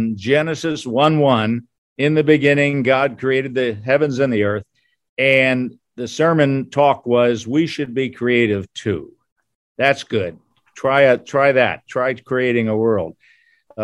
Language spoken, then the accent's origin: English; Harrisburg, Pennsylvania, United States; moved away as an adult; also born or lived in Akron, Ohio / Southwest Michigan / Florida; now in Michigan, United States; I grew up in Harrisburg, Pennsylvania